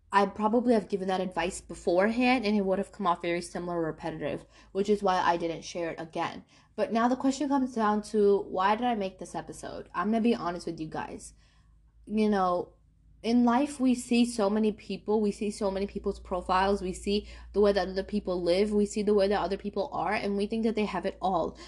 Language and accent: English; New York, United States; moved away; when I used to live in New York and it was a really diverse place